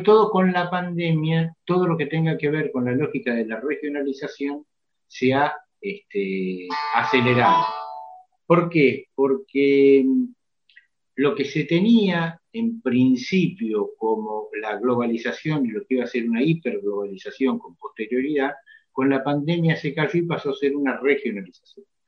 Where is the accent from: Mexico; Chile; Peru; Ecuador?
Mexico; now in Argentina; yo crecí en México